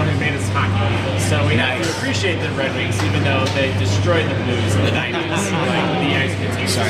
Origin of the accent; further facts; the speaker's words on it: St. Louis, Missouri, United States; moved away; But I'm from St. Louis originally.